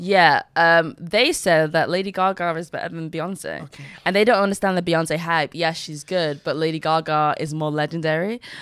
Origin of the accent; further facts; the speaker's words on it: Nigeria; I'm Nigerian